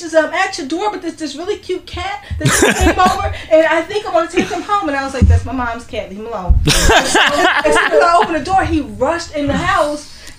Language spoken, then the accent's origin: English; Philadelphia, Pennsylvania, United States; I'm from Philadelphia